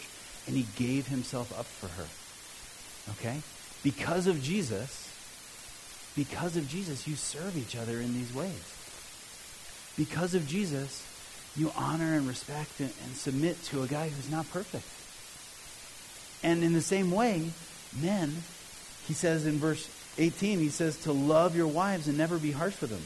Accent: Cleveland, Ohio, United States; also born or lived in Southern Africa; now in Mount Olympus, United States; I'll always be a Cleveland fan just because I grew up in Cleveland

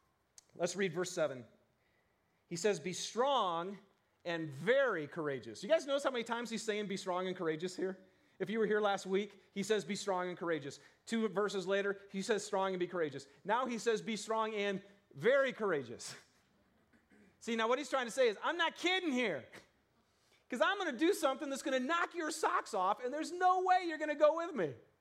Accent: Michigan, United States; You guys, I'm from Michigan. You know, my mom and dad are farmers.

